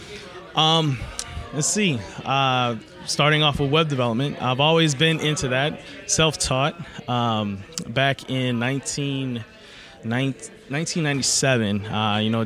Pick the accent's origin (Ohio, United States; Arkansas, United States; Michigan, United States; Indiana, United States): Ohio, United States; Cleveland; From Cleveland, Ohio.